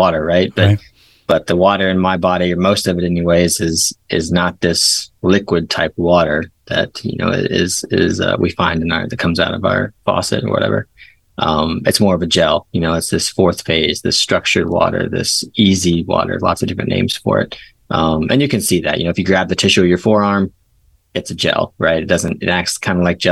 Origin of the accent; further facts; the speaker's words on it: East Coast, United States; also born or lived in Portland, Oregon; now in Southwest Virginia, United States; I'm from the East Coast, so I'm living over here now.